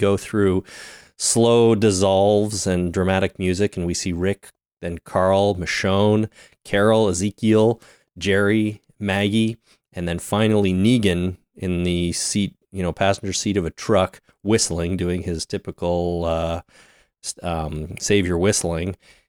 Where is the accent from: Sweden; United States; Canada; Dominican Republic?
Canada; We're Canadian, man. We've all spent time on cow farms